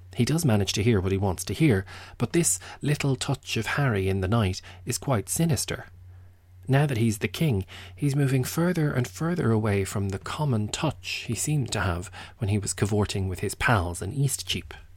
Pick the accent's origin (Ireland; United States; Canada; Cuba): Ireland; I'm Irish